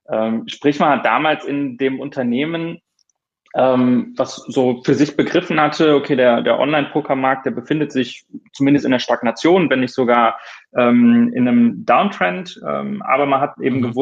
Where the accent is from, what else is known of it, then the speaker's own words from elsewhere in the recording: Rhineland, Germany; now in Hamburg, Germany; ähm, ursprünglich aufgewachsen im Rheinland, bin dann ähm, fürs Studium im Ausland gewesen